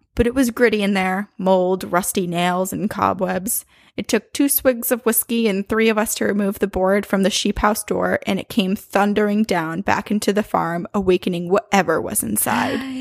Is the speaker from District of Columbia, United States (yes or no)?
no; Boston, Massachusetts, United States; I'm from Boston